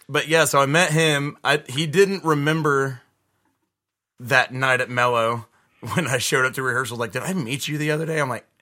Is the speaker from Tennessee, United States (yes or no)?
yes; Nashville, Tennessee, United States; I grew up on the west side in an area called Bellevue.